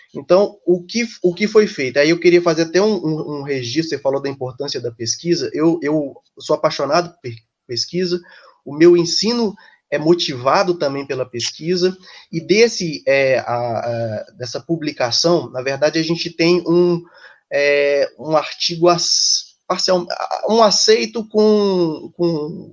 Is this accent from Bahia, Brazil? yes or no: no; Ipatinga, Minas Gerais, Brazil; moved away as an adult; also born or lived in Belo Horizonte / São Paulo; eu sou do interior de Minas, sou de, da cidade Ipatinga, né, no leste mineiro, saí da, da minha cidade na época porque não tinha faculdade, então migrei para Belo Horizonte